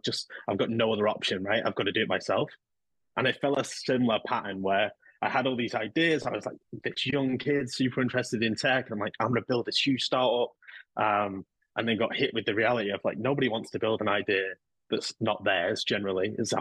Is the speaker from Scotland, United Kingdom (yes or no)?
no; Manchester, North West England, United Kingdom; now in London, United Kingdom; I grew up here in England. I'm originally from Manchester. So I live in London now